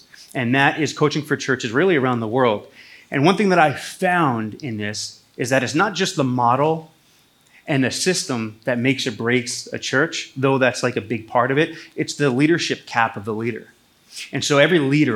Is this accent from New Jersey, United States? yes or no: yes; Toms River, New Jersey, United States; This is my hometown, Toms River, New Jersey